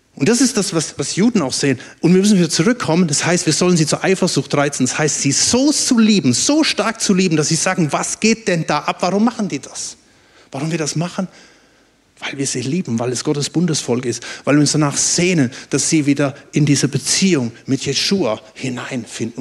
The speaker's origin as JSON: {"language": "German", "country": "Germany", "said": "dass ich Deutscher bin"}